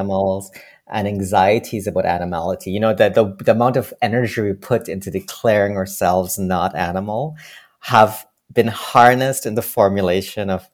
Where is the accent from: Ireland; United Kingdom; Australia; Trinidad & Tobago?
Trinidad & Tobago; now in Toronto, Canada; growing up in Trinidad, I remember in school